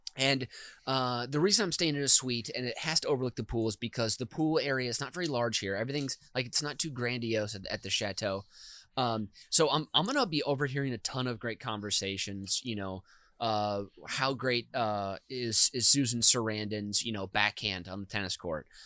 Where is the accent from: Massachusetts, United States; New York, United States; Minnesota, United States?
Minnesota, United States; as a boy in Minnesota